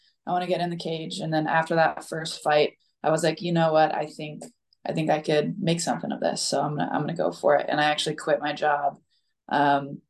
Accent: Boise, Idaho, United States; It was in my hometown, right? It's in Boise, Idaho.

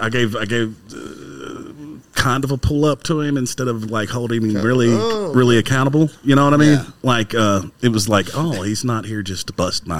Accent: Muhlenberg County, Kentucky, United States; I'm from Muhlenberg County, so I'm used to being the only Louisville fan in the room a lot of times.

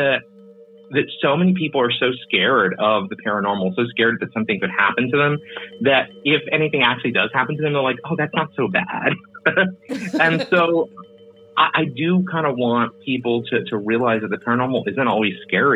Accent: Texas, United States; also born or lived in San Antonio, Texas; living in San Antonio for a long time and growing up in Texas

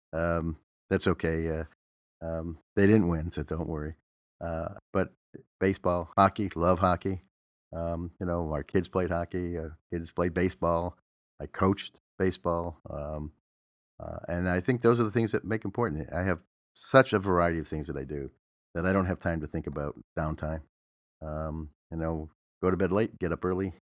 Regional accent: Detroit, Michigan, United States; now in Los Angeles, United States; I'm from Detroit, so I still have some affinity to Detroit teams, but that I, been in Los Angeles longer than I was in Detroit

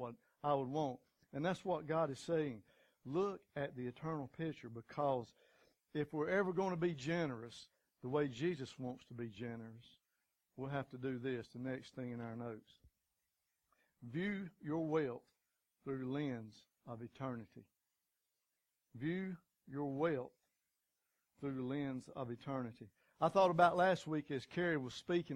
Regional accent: United States; as good American folks, that's kind of what we're taught as childhood.

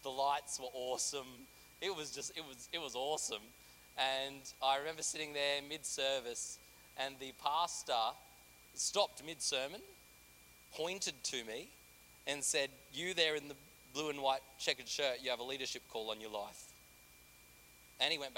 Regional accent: Australia; moved away as an adult; now in Central Coast, Australia; I'm from a very small country town

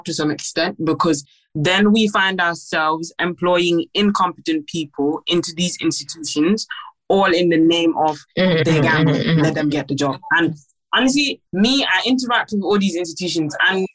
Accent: Gambia; I'm half Nigerian, I'm half Gambian.

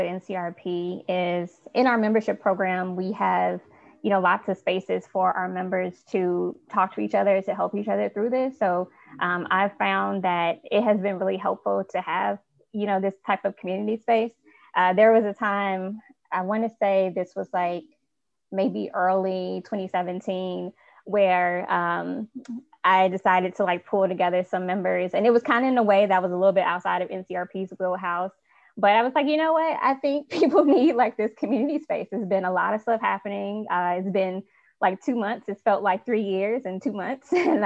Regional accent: Chicago, Illinois, United States; I'm from Chicago

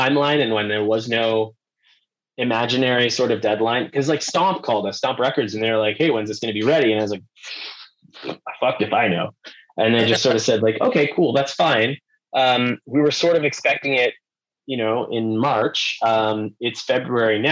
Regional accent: Wabush, Newfoundland and Labrador, Canada; moved away as an adult; also born or lived in St. John's, Newfoundland; I was born in St. John's and then my parents moved to Labrador. So yeah, I grew up just like pretty much in a tree.

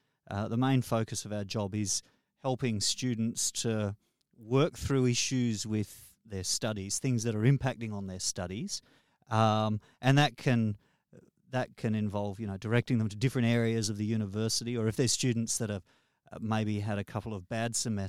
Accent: Darwin, Northern Territory, Australia; born there; I was born in Darwin.

